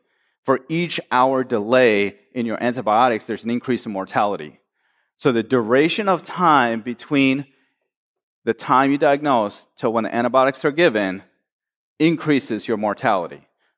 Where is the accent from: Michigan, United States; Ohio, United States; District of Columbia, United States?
Michigan, United States; I am from Michigan, after all.